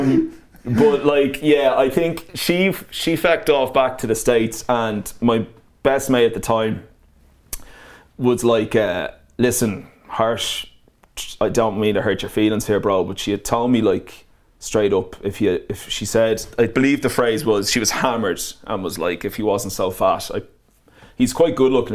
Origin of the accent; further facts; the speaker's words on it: Ireland; moved away as an adult; also born or lived in Manchester, United Kingdom; I was Irish in Manchester